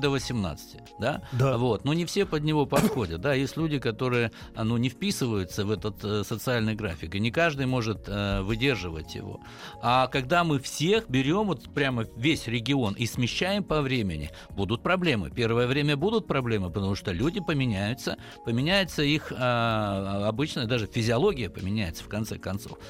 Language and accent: Russian; the Urals, Chelyabinsk Oblast, Russia; я с Урала, из Челябинской области